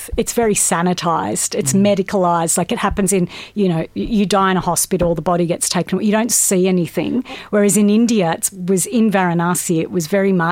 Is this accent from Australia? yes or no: yes; Australia; growing up in Australia